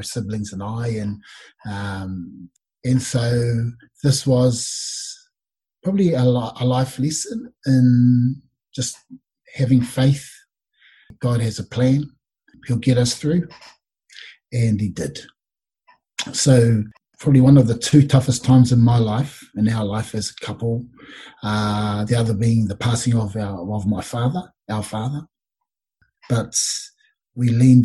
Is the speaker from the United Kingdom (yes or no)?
no; New Zealand; we were raised in the Ratana Church, where all those things just reinforced how awesome it is to be Māori